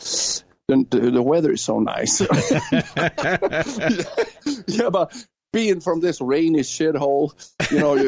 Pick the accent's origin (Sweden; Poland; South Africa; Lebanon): Sweden; Gothenburg, Västra Götaland; I'm from Gothenburg